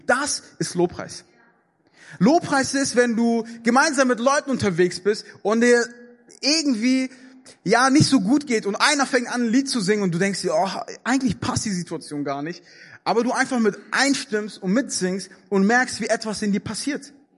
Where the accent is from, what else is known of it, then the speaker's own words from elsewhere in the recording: Germany; in Deutschland